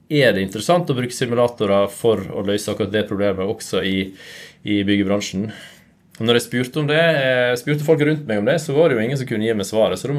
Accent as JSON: {"language": "Norwegian", "town": "Hornindal", "region": "Vestland", "country": "Norway", "also_born_or_lived": "Trondheim", "lives_now": "Nordfjordeid, Norway", "said": "Jeg er ifra, ifra Nordfjord, Hornindal opprinnelig. Men nå bor jeg på Nordfjordeid som en halvtime unna."}